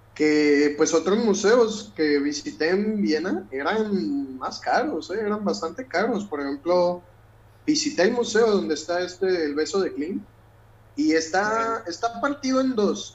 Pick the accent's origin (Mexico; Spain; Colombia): Mexico; moved away; soy mexicano